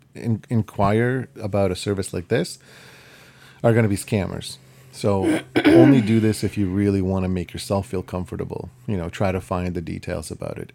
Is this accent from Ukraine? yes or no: yes; Ukraine; first language Ukrainian; English is a second language; moved away; I'm Ukrainian, I'm from Ukraine